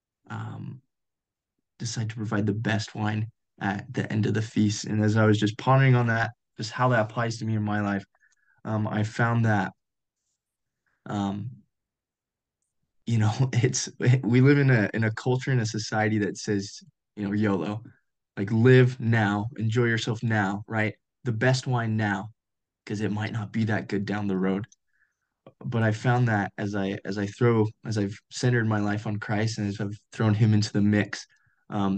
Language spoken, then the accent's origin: English; Colorado, United States; moved away as an adult; now in Utah, United States; I grew up in Colorado.